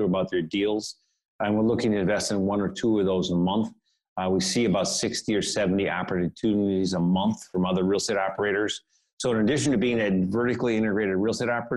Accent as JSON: {"language": "English", "region": "Wisconsin", "country": "United States", "tie": "born or raised there", "also_born_or_lived": "San Francisco, California", "moved": "as an adult", "said": "I grew up in Wisconsin, did that rubber band thing, went to California for a number of years, then moved back to Wisconsin."}